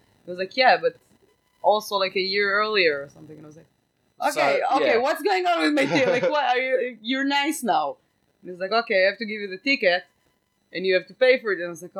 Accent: Massachusetts, United States; accent: Boston; I feel like my accent is easier to understand than the real heavy Bostonian one.

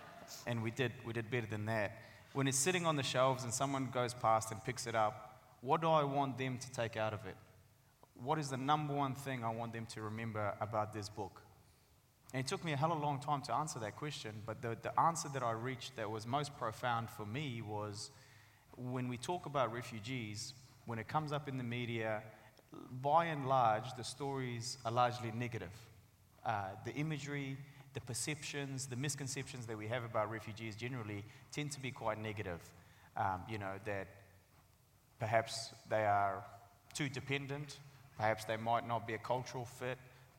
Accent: Sangjoy, Afghanistan; now in New Zealand; First part is about our life and growing up in Afghanistan. The second part is obviously the journey that we went on. And the third part is about our life living and growing up in New Zealand.

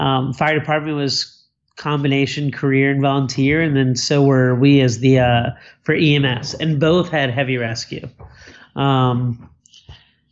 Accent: Cherry Hill, New Jersey, United States; now in Bonita Springs, United States; I was born in South Jersey, right outside of Philadelphia, in a town called Cherry Hill in New Jersey

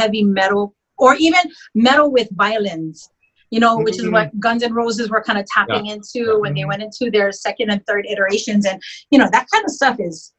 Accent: Hawaii, United States; I'm native Hawaiian

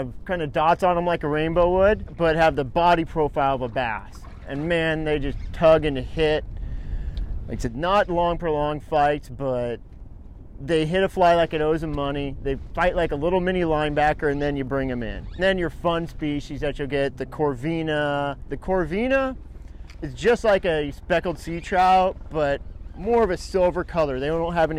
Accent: Huntington Beach, California, United States; now in San Diego, United States; where I grew up in Huntington Beach and Newport Bay

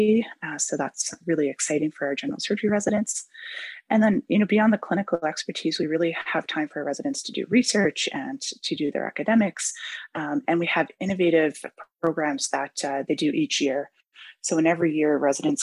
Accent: Newfoundland and Labrador, Canada; moved away as an adult; now in Vancouver, Canada; I come from Newfoundland, so I was totally enamored with Vancouver when I came.

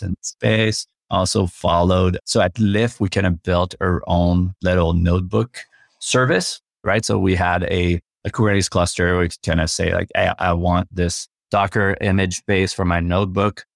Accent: Quebec City, Quebec, Canada; first language French; English is a second language; moved away; I'm from Quebec City originally, so I grew up speaking French

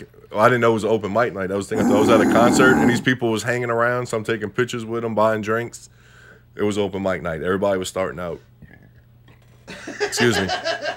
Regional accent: United States; we're the people from America.

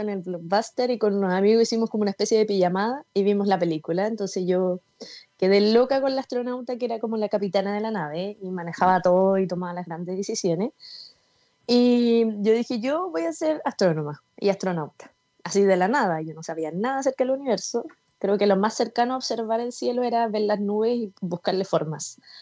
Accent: Osorno, Los Lagos, Chile; moved away as an adult; also born or lived in Concepción, Chile; now in Santiago, Chile; yo soy de Osorno, después me fui a Conce, no conocía a nadie, de Conce a Santiago

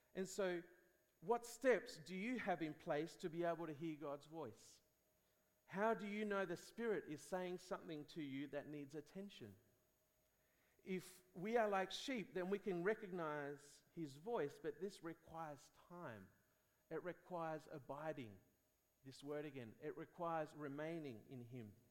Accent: Spain; I grew up in Spain

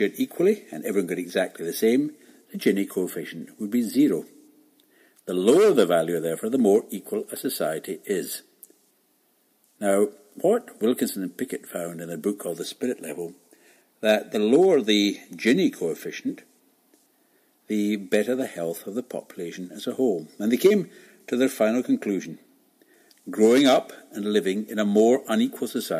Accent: Glasgow, Scotland, United Kingdom; growing up in Glasgow, a city where, for most of us, time finished next Friday

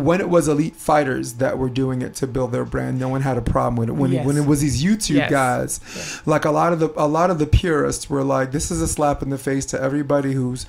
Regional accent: New York City, New York, United States; moved away; I'm from Brooklyn. Like, I wasn't about that life, but I grew up in a neighborhood where I knew who was and who wasn't.

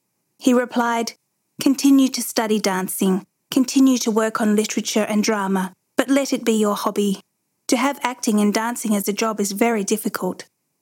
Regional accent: California, United States; The dream of this day had begun to take shape when I was 12, growing up in California.

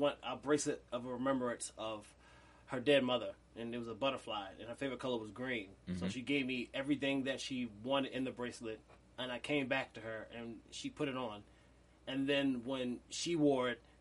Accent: Baltimore, Maryland, United States; also born or lived in DeLand, Florida; But I lived here all my life.

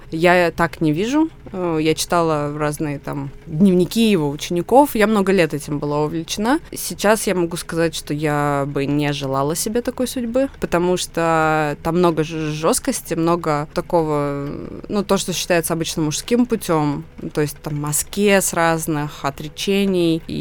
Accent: Krasnoyarsk, Krasnoyarsk Krai, Russia; moved away; мы ехали из Красноярска, откуда все мы родом

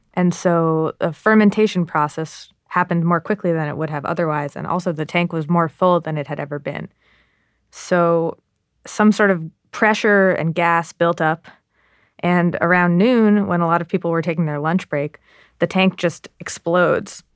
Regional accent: Massachusetts, United States; I grew up in Massachusetts

